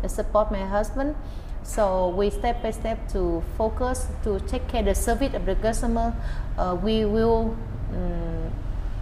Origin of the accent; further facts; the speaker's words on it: Hoi An, Quang Nam, Vietnam; English is a second language; now in Ho Chi Minh City, Vietnam; Hoi An, my hometown